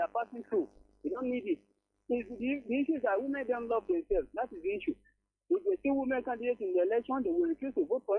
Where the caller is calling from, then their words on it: Owo, Ondo, Nigeria; Good morning. … I'm calling from Ondo State.